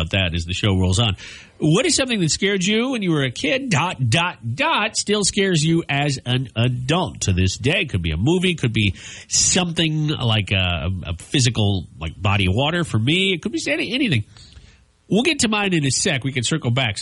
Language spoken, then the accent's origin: English; Minnesota, United States; I grew up in Minnesota where we had a lake every five blocks